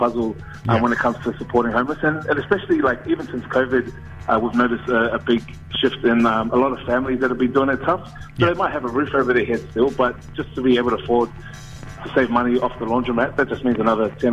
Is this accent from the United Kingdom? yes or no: no; Auckland, New Zealand; I grew up in South Auckland. I live in Manurewa, and even just in my own hometown